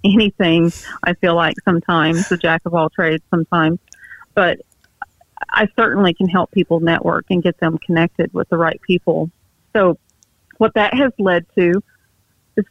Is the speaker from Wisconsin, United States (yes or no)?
no; near Lake Texoma, East Texas, United States; I grew up in East Texas, north of Dallas, Fort Worth, up on an area close to Lake Texoma